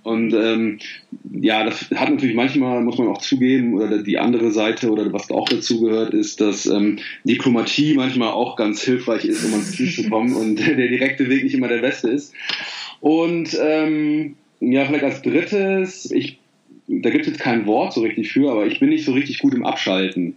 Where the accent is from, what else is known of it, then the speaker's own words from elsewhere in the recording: Bergisch Gladbach, North Rhine-Westphalia, Germany; in Bergisch Gladbach, also wo ich aufgewachsen bin